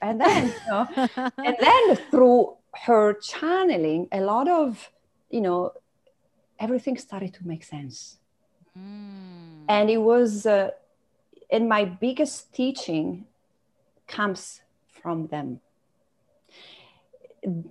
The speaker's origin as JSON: {"language": "English", "country": "Italy", "moved": "as an adult", "lives_now": "Canada", "said": "I come from Italy, and my parents were entrepreneurs"}